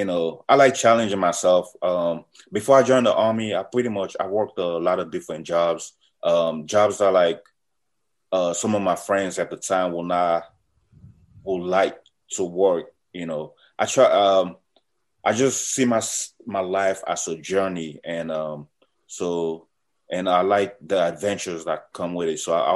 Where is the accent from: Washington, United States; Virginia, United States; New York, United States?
Virginia, United States; Alexandria; I'm in the U.S. I'm in the military. I came to the U.S. when I was about 13, and I grew up in Alexandria, Virginia.